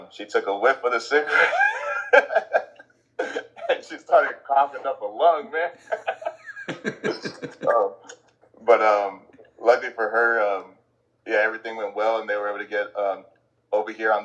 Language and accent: English; San Bruno, California, United States; also born or lived in San Francisco / San Mateo; I grew up in the city of San Bruno